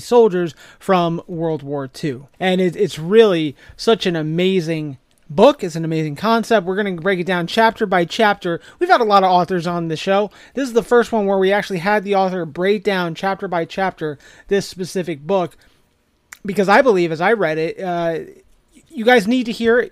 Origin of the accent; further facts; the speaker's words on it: New Jersey, United States; from my home state of New Jersey